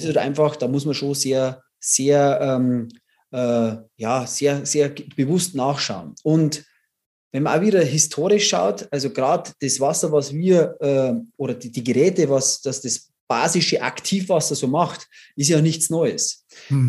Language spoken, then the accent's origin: German; Bavaria, Germany; ich komme aus Bayern